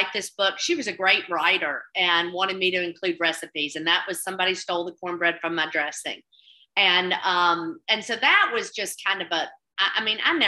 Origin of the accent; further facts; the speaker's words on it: Mississippi Delta, United States; also born or lived in Oxford, Mississippi; growing up in the Delta